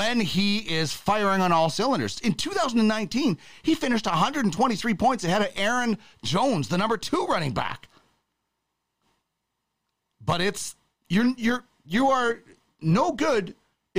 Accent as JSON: {"language": "English", "region": "Manitoba", "country": "Canada", "moved": "yes", "lives_now": "Alberta, Canada", "said": "you'll never convert me from a Manitoban, even though I live in Alberta"}